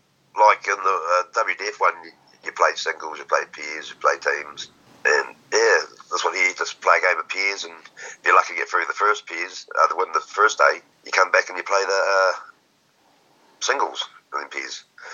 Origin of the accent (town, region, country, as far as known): New Zealand